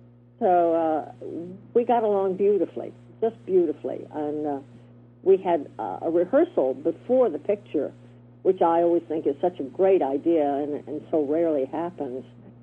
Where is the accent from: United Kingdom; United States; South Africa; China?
United States; the South; accent: Southern; I could use my Southern accent, which was nice, which I worked so hard to get rid of.